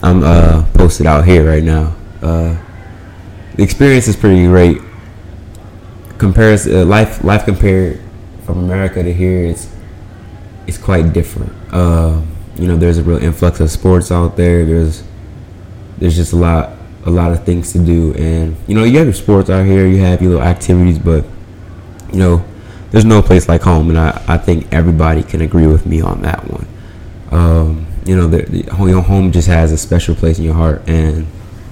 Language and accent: English; New Orleans, Louisiana, United States; also born or lived in Atlanta, Georgia; now in United Arab Emirates; I'm from the United States, more specifically New Orleans, Louisiana